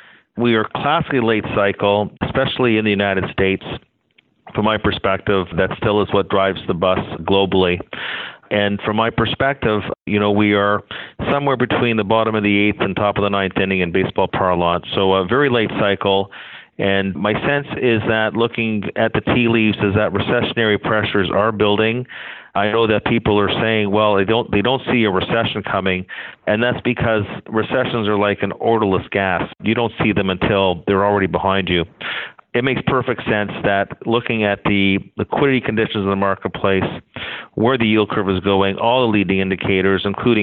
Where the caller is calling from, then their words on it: Toronto, Ontario, Canada; calling you from downtown Toronto at the moment.